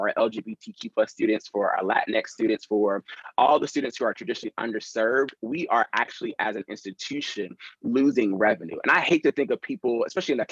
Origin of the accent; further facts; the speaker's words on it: North Carolina, United States; moved away as an adult; also born or lived in Tampa; I love growing up in North Carolina